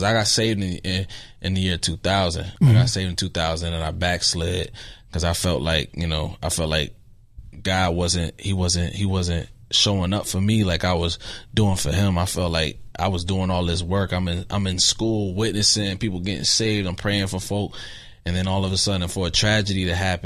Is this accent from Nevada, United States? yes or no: no; Rochester, New York, United States; I'm from Rochester, New York.